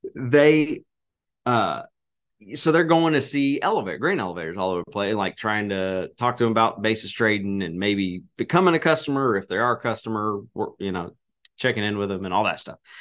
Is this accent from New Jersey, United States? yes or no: no; Arkansas, United States; I'm from Arkansas